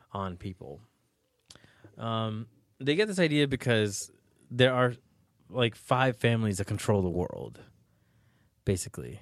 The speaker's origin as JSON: {"language": "English", "region": "New York", "country": "United States", "said": "I'm from New York, too"}